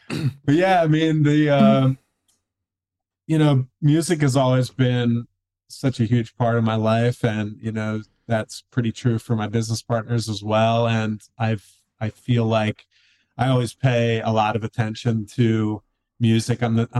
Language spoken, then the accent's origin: English; Philadelphia, Pennsylvania, United States; moved away as an adult; now in Seattle, United States; And I grew up in the Philly area. And then in 2007, I kind of decided I wanted to get out of Philly and just kind of go on an adventure. And I ended up moving to Seattle, Washington